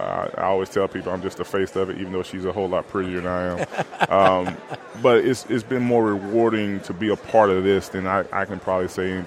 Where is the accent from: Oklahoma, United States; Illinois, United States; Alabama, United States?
Alabama, United States; back in my home state of Alabama.